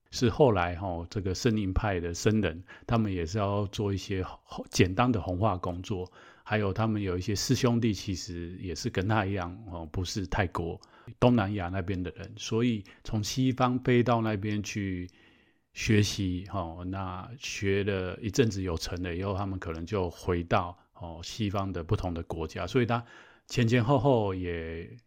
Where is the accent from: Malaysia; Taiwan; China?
Taiwan; 我们台湾这边的